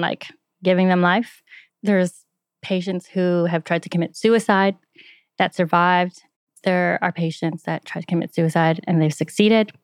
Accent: just outside Toronto, Ontario, Canada; moved away

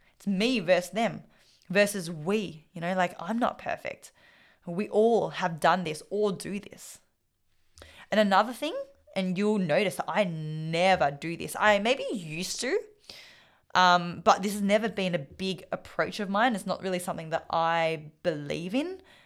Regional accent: Australia; first language Vietnamese; English is a second language; When I was raised, I was raised speaking Vietnamese. was raised to live the Vietnamese culture and lifestyle. But I was born in Australia

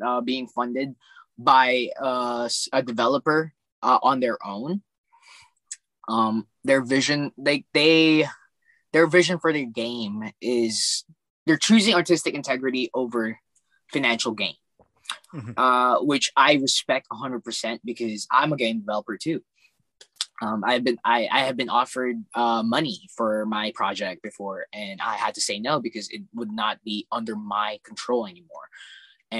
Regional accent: Alaska, United States; also born or lived in North Carolina; I'm from Alaska.

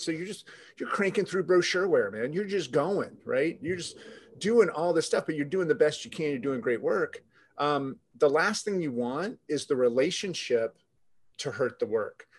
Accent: Jacksonville, Florida, United States; I actually grew up in the city I'm in right now, Jacksonville

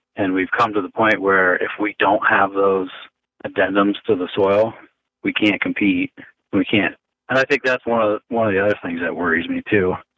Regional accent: United States; moved away; when I got back here, like in my hometown, and I couldn't I couldn't vote in the primaries locally.

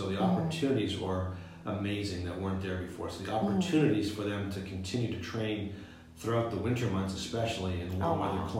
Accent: Ottawa Valley, Ontario, Canada; moved away; the Ottawa Valley, which is where I'm from in Canada

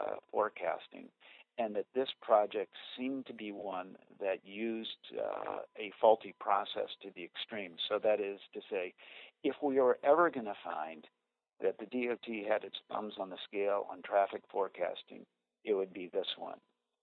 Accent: Minnesota, United States; born there; now in Wisconsin, United States; I was born in Minnesota and Minnesota is looking better to me right now.

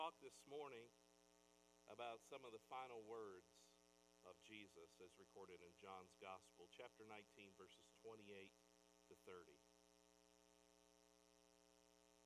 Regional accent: Fort Wayne, Indiana, United States; I grew up in Fort Wayne, Indiana.

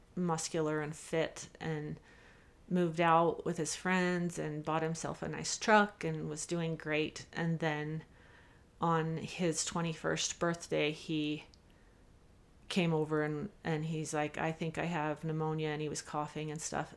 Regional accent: Salt Lake Valley, Utah, United States; I grew up here in the Salt Lake Valley

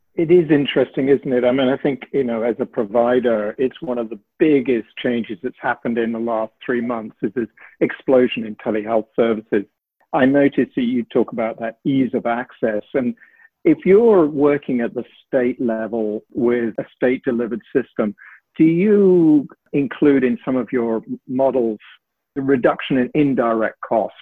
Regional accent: United Kingdom; moved away; you'll tell from my accent perhaps that I trained in the UK and worked there a lot

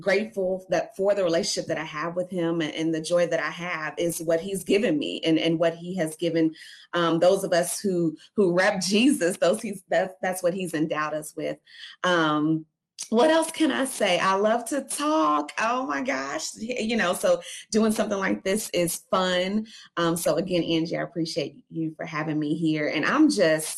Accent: Louisville, Kentucky, United States; We're here in Louisville, and I was born and raised in Louisville, Kentucky

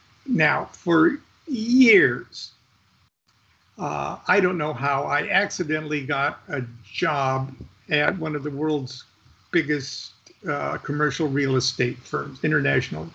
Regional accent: Midwest, United States; moved away; also born or lived in Orange County; I come from the Midwest

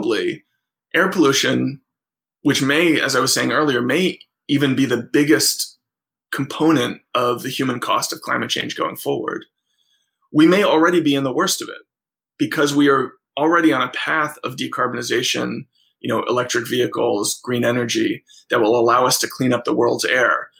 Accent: New York, United States; I'm a New Yorker

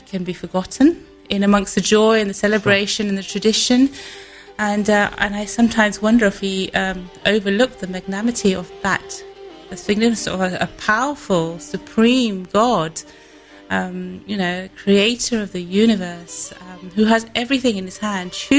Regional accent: United Kingdom; also born or lived in India; I grew up in this country predominantly. We came here when I was 5 years old, so I'm probably more British than I am Indian

